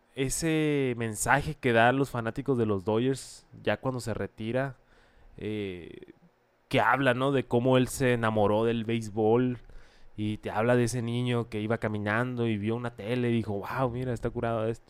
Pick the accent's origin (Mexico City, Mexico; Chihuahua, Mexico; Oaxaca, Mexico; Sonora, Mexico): Sonora, Mexico; Hermosillo; Soy de Hermosillo